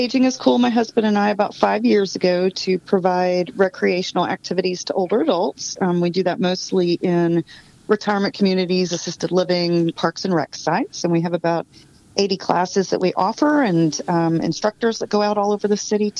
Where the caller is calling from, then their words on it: Austin, Texas, United States; I am calling from Austin, Texas